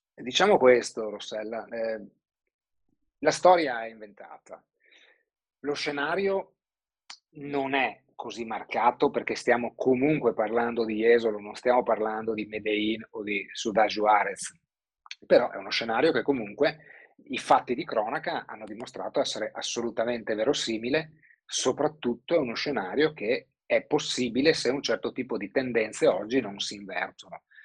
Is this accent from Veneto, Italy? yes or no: yes; Treviso, Veneto, Italy; di origine nemmeno sud trevisana, perché sono proprio di Treviso Nord